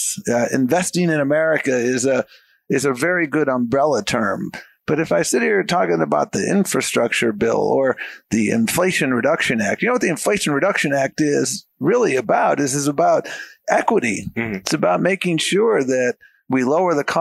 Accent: Buffalo, New York, United States; moved away; I grew up in Buffalo, New York

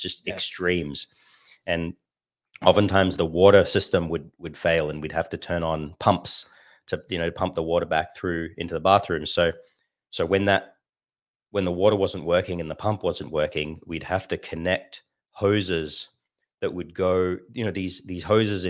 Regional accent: Sydney, New South Wales, Australia; born there; they joined in Sydney, and I was born in Sydney. So they got married in the Sydney temple

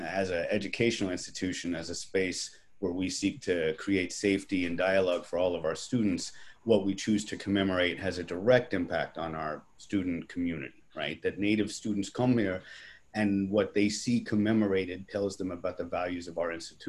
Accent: Berkeley, California, United States; So we have the first Indigenous Peoples Day adopted by my hometown of Berkeley, California in 1992

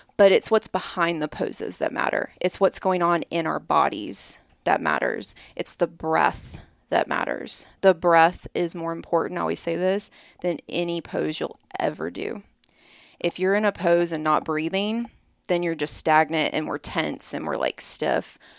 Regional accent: Birmingham, Alabama, United States; moved away as an adult; now in Columbus, United States; I'm from Birmingham

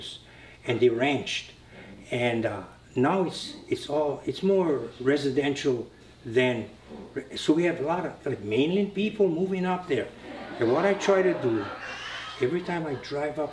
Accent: Papaaloa, Hawaii, United States; when I grew up in Papaloa

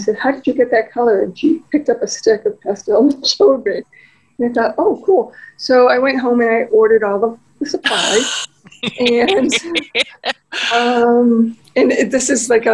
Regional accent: United States; accent: American; my American accent

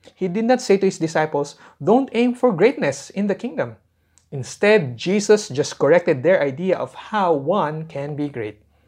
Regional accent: Philippines; as a Filipino people

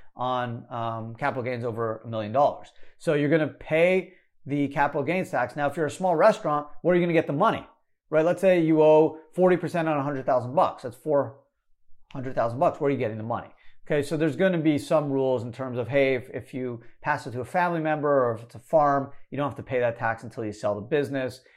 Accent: Canada; moved away; I was born in Canada

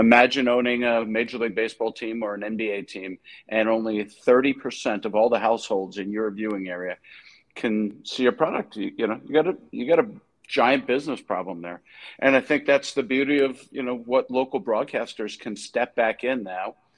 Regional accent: New York, United States; I grew up in New York

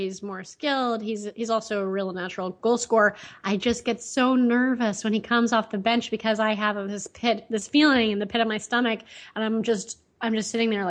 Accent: United States; I'm American

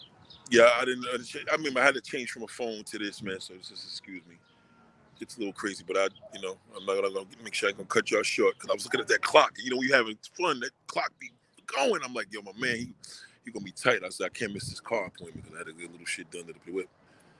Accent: Brooklyn, New York, United States; I'm a masculine man. I'm from Brooklyn Heights.

